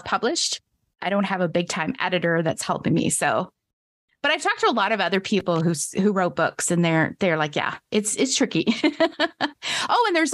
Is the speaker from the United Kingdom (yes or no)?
no; Canada; here in my hometown